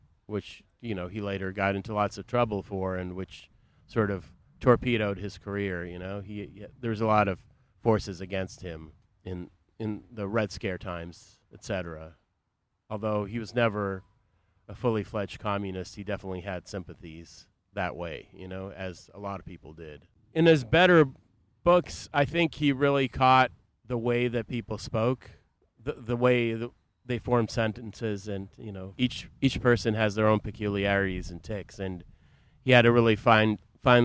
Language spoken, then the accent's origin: English; Boston, Massachusetts, United States; now in Chicago, United States; I grew up in the Boston area